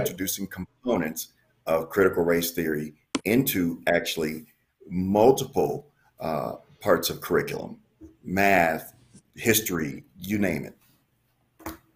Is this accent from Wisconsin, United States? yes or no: yes; Milwaukee, Wisconsin, United States; I'm from Milwaukee, Wisconsin